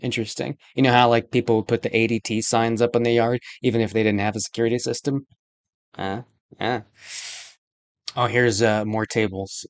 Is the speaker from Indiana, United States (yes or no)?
no; Colorado Springs, Colorado, United States; also born or lived in Southern California; moved here with my family when I was five years old, we moved to Colorado Springs